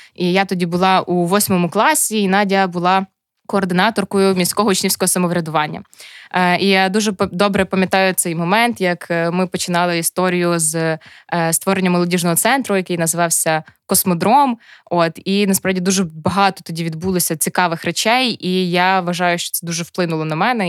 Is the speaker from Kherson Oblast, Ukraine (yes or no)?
no; Chervonohrad, Lviv Oblast, Ukraine; я з Червонограда